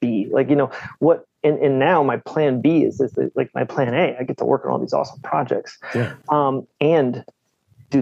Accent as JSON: {"language": "English", "region": "Northern Virginia", "country": "United States", "tie": "born or raised there", "moved": "yes", "lives_now": "Baltimore, United States", "said": "I grew up in Virginia"}